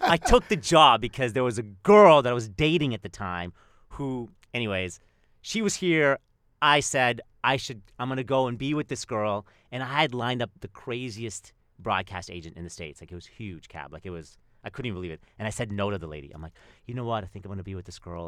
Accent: Canada; I'm Canadian, and, like, I, I would spend time in Winnipeg

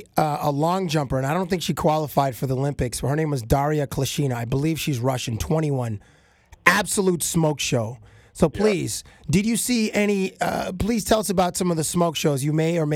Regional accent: Canada; Being Canadian

